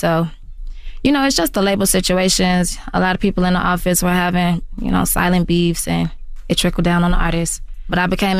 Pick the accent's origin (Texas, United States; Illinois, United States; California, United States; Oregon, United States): Illinois, United States; Chicago; y'all know me. I've been making music for a long time. I'm from Chicago.